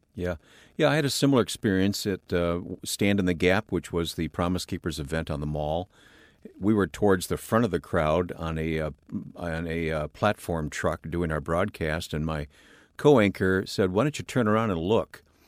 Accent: north of Pontiac, Michigan, United States; I grew up in an old, ramshackle old farmhouse in Michigan in the countryside north of Detroit, north of Pontiac, Michigan.

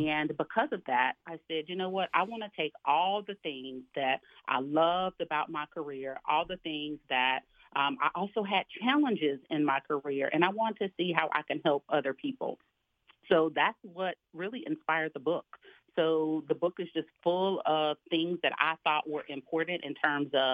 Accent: Alabama, United States; I grew up in Alabama, single parent household

